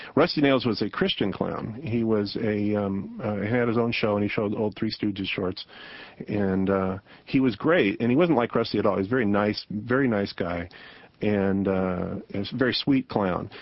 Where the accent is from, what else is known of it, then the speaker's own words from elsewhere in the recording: Portland, Oregon, United States; a TV show clown that who I grew up with in Portland, Oregon